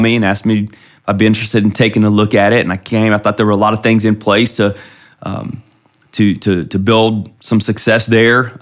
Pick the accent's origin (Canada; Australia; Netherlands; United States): United States; Ohio; moved away as an adult; now in Flower Mound, United States; I grew up in Ohio